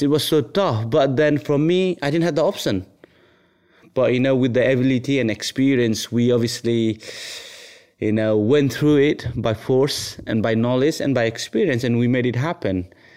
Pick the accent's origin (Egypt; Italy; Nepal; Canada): Nepal; moved away; I was born in Nepal. Um, I had a really humble upbringing